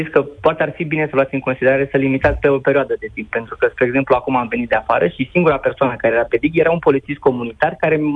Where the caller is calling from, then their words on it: Bucharest, Romania; Vă salut, mulțumesc uh, pentru posibilitatea de a intra în direct cu dumneavoastră. Uh, vă sunt din București, din Crângaș.